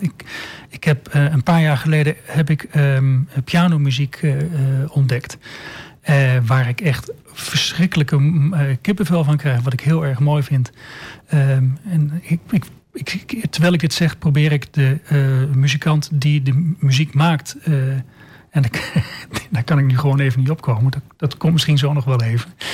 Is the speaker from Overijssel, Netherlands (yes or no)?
yes; Almelo, Overijssel, Netherlands; geboren en getogen in Almelo